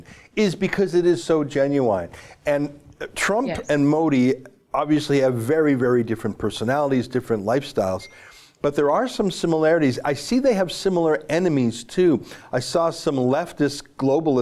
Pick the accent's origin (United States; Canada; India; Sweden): Canada; I'm not American. Our own country